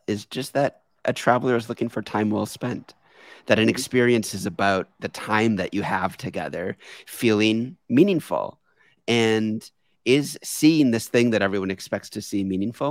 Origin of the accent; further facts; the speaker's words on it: New York City, New York, United States; I'm a New Yorker and oftentimes as a local